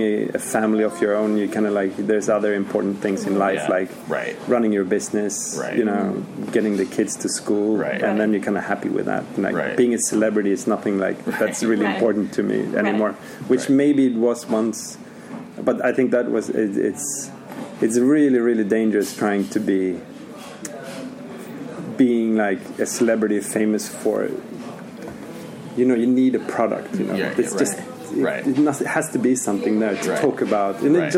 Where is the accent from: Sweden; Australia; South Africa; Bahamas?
Sweden; is local from where I'm from